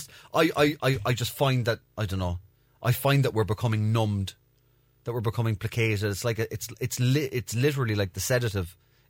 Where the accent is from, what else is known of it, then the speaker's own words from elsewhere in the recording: Belfast, Northern Ireland, United Kingdom; Falls Road.